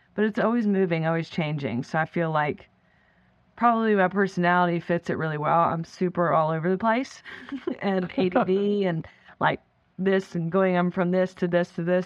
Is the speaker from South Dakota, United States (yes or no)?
no; Florida, United States; also born or lived in Canada; we moved actually from Canada to Florida when I was in third grade.